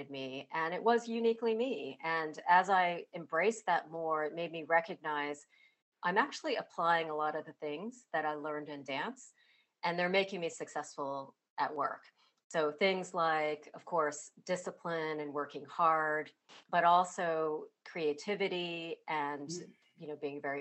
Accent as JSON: {"language": "English", "country": "United States", "tie": "born or raised there", "said": "my background with Chinese immigrant parents and growing up in the United States with my parents"}